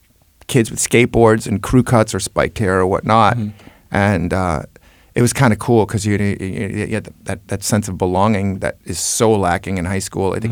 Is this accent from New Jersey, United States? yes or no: no; New York City, New York, United States; accent: northern Queens; also born or lived in Astoria, Queens; I grew up in Jackson Heights and then I moved when I was like 14, 15 or something, I moved it to Astoria